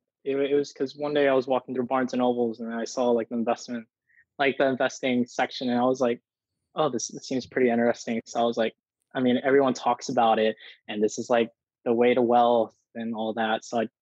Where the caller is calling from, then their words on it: Houston, Texas, United States; I'm coming from Houston, Texas.